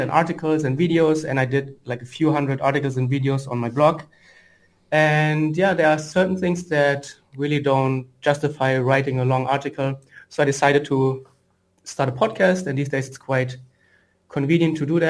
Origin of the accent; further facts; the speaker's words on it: Frankfurt, Hesse, Germany; moved away; I'm from Frankfurt originally, which is, and I'm now in Frankfurt back again